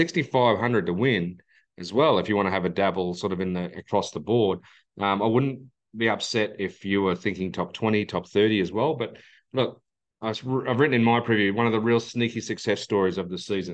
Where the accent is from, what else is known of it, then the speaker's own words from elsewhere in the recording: Australia; my home country